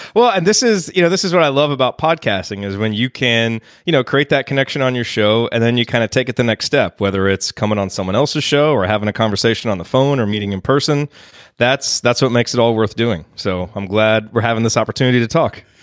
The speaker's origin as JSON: {"language": "English", "town": "Bloomington", "region": "Indiana", "country": "United States", "tie": "born or raised there", "moved": "as an adult", "lives_now": "Dallas, United States", "said": "And so I grew up in Bloomington"}